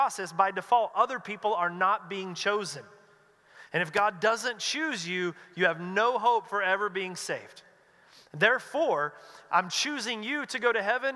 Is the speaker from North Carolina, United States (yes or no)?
yes; North Carolina, United States; moved away as an adult; now in West Coast, United States; I grew up in North Carolina in a Southern Baptist church